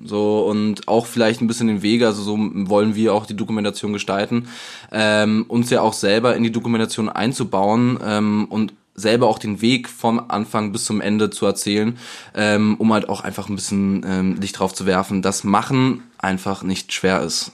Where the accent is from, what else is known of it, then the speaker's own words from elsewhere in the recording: Germany; wir als Deutsche